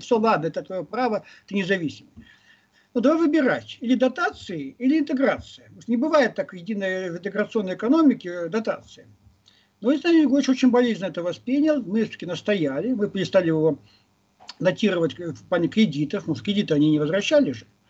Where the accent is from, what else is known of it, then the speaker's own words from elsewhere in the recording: Vladivostok, Primorsky Krai, Russia; now in Moscow, Russia; вернулся на родину не, не историческую а реальную родину, я из Владивостока